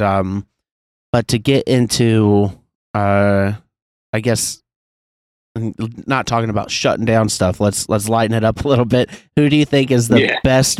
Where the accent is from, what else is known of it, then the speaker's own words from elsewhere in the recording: Kansas City, Missouri, United States; my hometown, Kansas City.